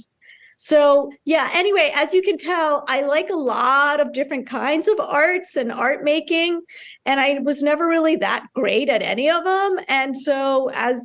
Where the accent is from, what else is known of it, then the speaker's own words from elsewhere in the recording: Towson, Maryland, United States; also born or lived in Karachi, Pakistan / Baltimore; then eventually moved out to Towson, where I grew up in Campus Hills behind Goucher College.